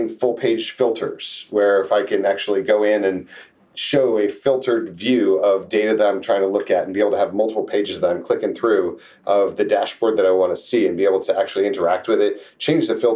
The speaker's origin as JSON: {"language": "English", "town": "Jacksonville", "region": "Florida", "country": "United States", "tie": "born or raised there", "also_born_or_lived": "Texas / New England", "moved": "yes", "lives_now": "San Antonio, United States", "said": "I grew up in Jacksonville, Florida. Did my formative years there, and then became a Texan after"}